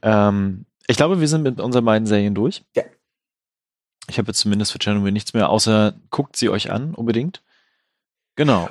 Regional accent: Germany; bei uns in Deutschland

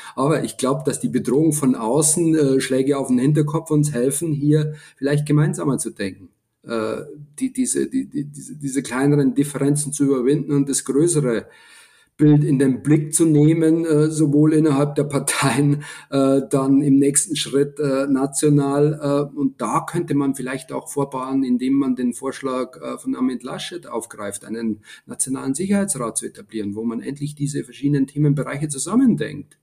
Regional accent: Lower Bavaria, Germany; als Deutscher, zumal als Niederbayer

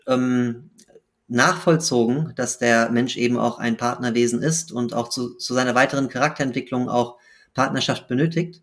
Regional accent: Frankfurt, Hesse, Germany; bin in Frankfurt geboren und aufgewachsen

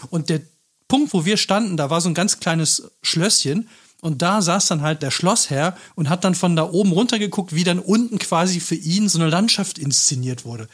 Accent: Cologne, North Rhine-Westphalia, Germany; ich bin ja selber Rheinländer, Kölner

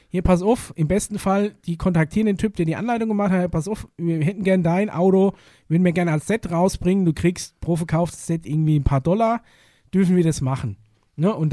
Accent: North Rhine-Westphalia, Germany; ja, das ist nur meine Meinung und ich komme aus dem Pott, da redet mir so.

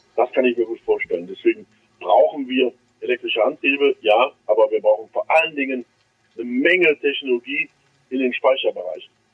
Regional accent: Düsseldorf, North Rhine-Westphalia, Germany; an meine Heimat denkt, Düsseldorf

